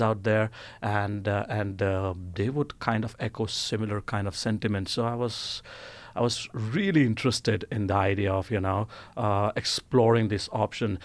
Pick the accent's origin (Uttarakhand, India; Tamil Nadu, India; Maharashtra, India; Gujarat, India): Gujarat, India; Ahmedabad; moved away as an adult; now in Oslo, Norway; I was born and brought up in India. Uh, I, I, come from this uh, city called as Ahmedabad, which is in the western province of Gujarat